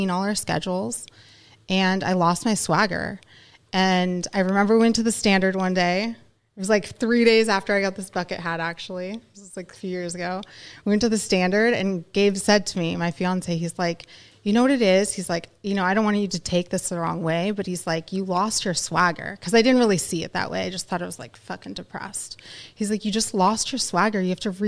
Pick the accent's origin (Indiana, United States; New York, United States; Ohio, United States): Ohio, United States; also born or lived in California; I'm from California, but I went to high school in Ohio